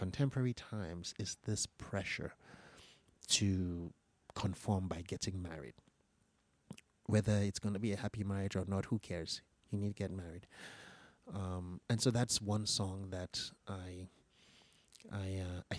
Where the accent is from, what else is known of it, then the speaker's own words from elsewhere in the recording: Lagos, Nigeria; I was listening to in the 1970s growing up in Lagos